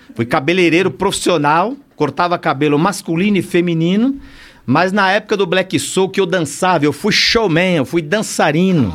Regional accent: São Paulo, Brazil; also born or lived in Bahia; cresci na Zona Leste, estudei nas melhores escolas

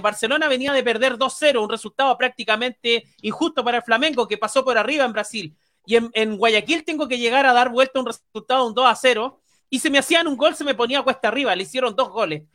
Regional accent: Chile

